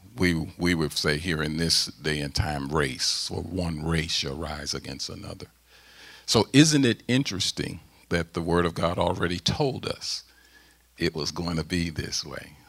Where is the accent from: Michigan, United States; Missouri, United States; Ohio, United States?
Missouri, United States; St. Louis; moved away as an adult; now in Mechanicsburg, Pennsylvania, United States; St. Louis, my hometown, uh, in Ferguson